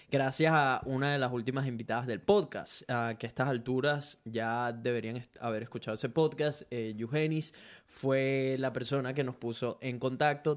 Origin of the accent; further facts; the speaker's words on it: Venezuela; now in Brisbane, Australia; soy un latino, específicamente venezolano que vive en Brisbane, Australia